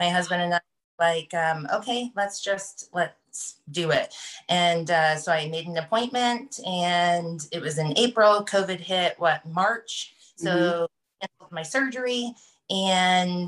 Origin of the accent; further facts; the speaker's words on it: Colorado, United States; I am from Colorado.